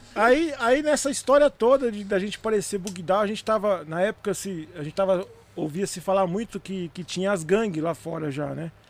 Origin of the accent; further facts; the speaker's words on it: São Bernardo do Campo, São Paulo, Brazil; Eu sou de São Bernardo do Campo, né? Nascido e criado em São Bernardo, na região do ABC, metropolitana, região metropolitana de São Paulo